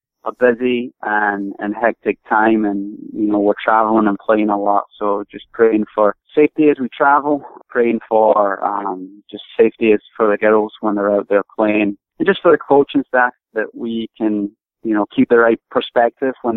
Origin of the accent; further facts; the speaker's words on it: Scotland, United Kingdom; moved away as an adult; now in United States; I grew up in Scotland, originally from Scotland. All my family's from there.